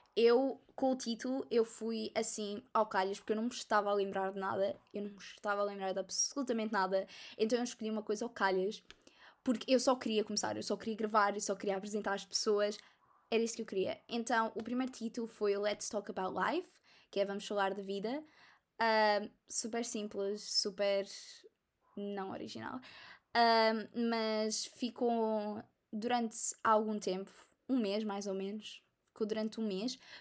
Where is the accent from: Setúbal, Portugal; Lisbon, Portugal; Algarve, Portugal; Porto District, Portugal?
Setúbal, Portugal; Almada; sou da Almada